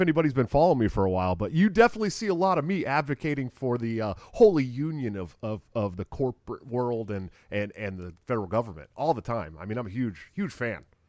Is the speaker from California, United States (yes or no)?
yes; California, United States; moved away as an adult; also born or lived in Oregon / Southern Washington; I'm from California